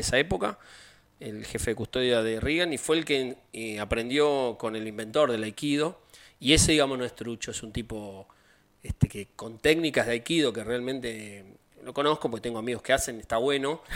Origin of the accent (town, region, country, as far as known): Argentina